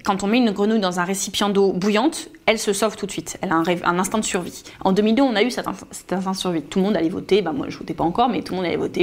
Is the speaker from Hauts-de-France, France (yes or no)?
yes; Hénin-Beaumont, Hauts-de-France, France; Je suis originaire d'Hénin-Beaumont. J'ai deux grands-parents de Hénin-Liétard, deux grands-parents de Beaumont-Artois